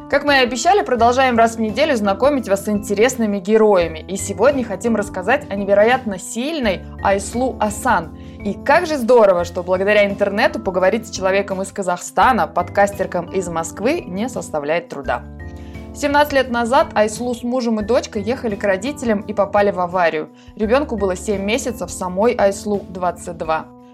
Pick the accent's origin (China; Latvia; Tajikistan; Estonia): Tajikistan; я сама просто из Центральной Азии, только я из Таджикистана